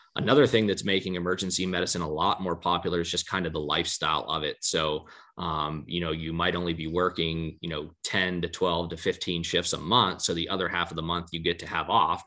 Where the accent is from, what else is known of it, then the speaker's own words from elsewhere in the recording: Johnstown, Pennsylvania, United States; i get to practice in my hometown